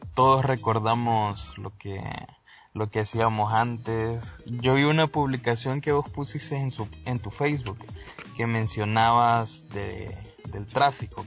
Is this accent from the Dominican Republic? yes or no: no; El Salvador; nosotros somos del Salvador